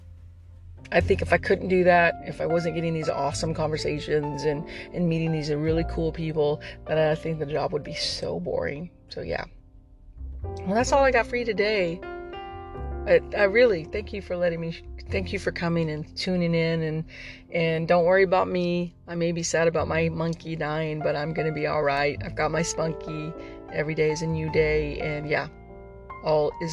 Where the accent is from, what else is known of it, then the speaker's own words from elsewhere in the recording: Texas, United States; I'm a Texan